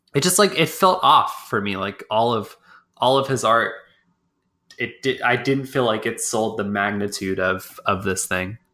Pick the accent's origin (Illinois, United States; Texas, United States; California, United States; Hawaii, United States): Texas, United States; I'm from Texas